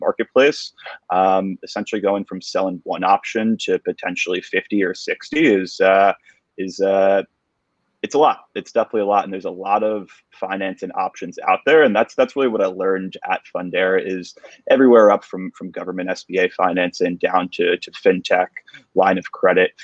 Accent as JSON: {"language": "English", "region": "New York", "country": "United States", "tie": "born or raised there", "said": "Born and bred New Yorker. I've been here for my entire life."}